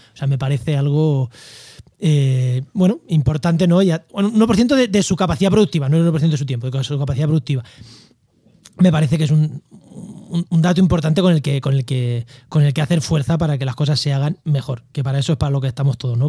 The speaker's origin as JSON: {"language": "Spanish", "town": "Albacete", "region": "Castilla-La Mancha", "country": "Spain", "also_born_or_lived": "Campo de Gibraltar", "moved": "yes", "lives_now": "Úbeda, Spain", "said": "Yo, soy de Albacete y he vivido en, el campo de Gibraltar"}